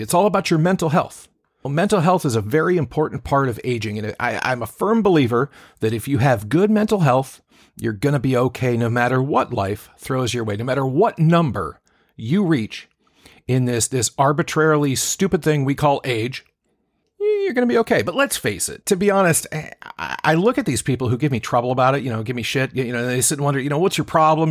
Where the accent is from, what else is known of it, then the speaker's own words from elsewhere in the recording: Seattle, Washington, United States; I'm a guy from Seattle